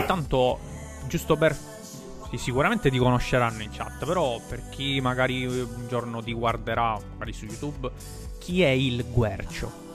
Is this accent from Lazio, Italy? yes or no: no; Milazzo, Sicily, Italy; le nostre parti sarebbero eh, la parte di eh, nel messinese a Milazzo